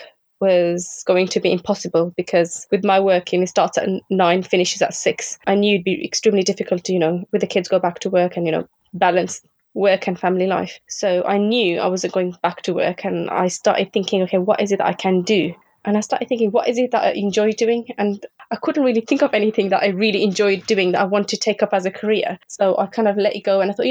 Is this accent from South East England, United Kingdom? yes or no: no; Birmingham, West Midlands, United Kingdom; I'm from Birmingham, and I have two children.